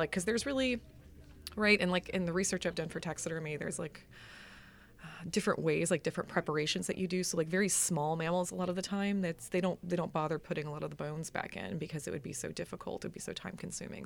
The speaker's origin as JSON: {"language": "English", "town": "Orlando", "region": "Florida", "country": "United States", "tie": "born or raised there", "said": "I grew up in Orlando. Um, I'm actually third generation Orlando."}